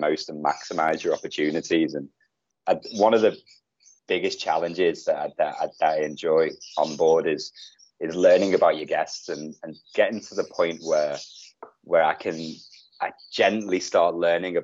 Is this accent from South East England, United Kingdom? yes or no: no; Liverpool, North West England, United Kingdom; moved away as an adult; now in Bali, Indonesia; I'm from Liverpool